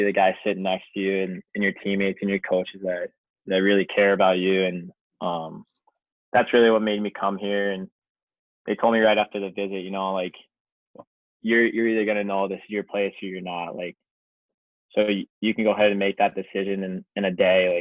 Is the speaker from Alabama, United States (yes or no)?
no; Ohio, United States; I'm from Ohio